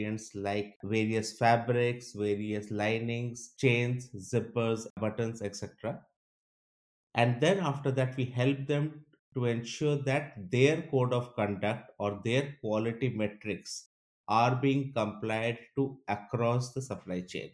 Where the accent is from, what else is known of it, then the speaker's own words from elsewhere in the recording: India; moved away as an adult; also born or lived in Malaysia / Singapore; now in Stockholm, Sweden; Originally, I am from India. I have been living in Stockholm for the last 11 years